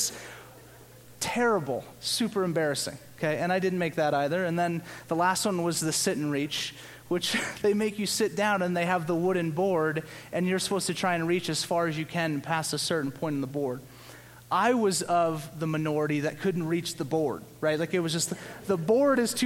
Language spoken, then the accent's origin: English; Louisiana, United States; growing up in Louisiana